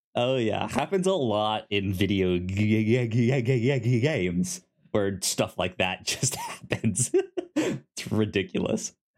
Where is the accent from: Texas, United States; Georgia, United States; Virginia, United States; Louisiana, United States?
Virginia, United States; Northern; I grew up in Northern Virginia